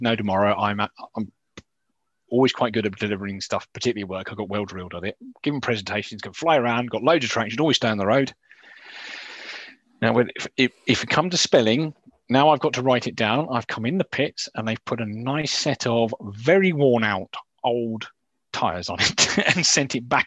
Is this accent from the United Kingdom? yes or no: yes; England, United Kingdom; I'm English